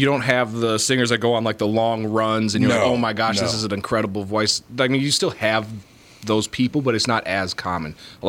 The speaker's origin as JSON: {"language": "English", "town": "Osceola", "region": "Wisconsin", "country": "United States", "tie": "born or raised there", "said": "I grew up in Osceola, Wisconsin."}